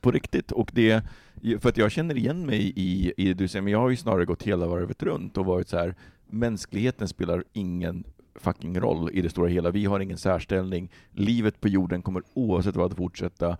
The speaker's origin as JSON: {"language": "Swedish", "country": "Sweden", "said": "vi som svenskar"}